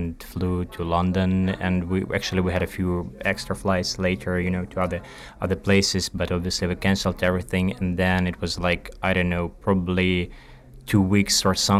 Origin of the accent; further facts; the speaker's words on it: Kyiv, Ukraine; moved away as an adult; also born or lived in Spain; I'm from Ukraine, Kyiv